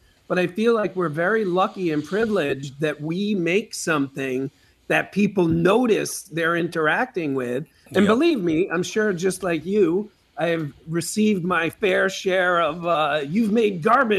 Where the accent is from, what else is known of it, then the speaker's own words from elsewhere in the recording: New York, United States; I always fall back on maybe it's because I'm from New York, but I've met a lot of New Yorkers who are not like this